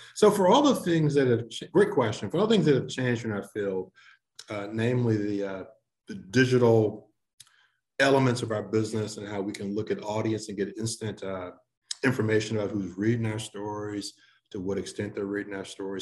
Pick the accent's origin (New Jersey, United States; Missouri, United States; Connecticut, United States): Missouri, United States; St. Louis; moved away as an adult; also born or lived in Cleveland, Ohio / Boston / Orlando; now in Memphis, United States; I grew up in St. Louis, not too far away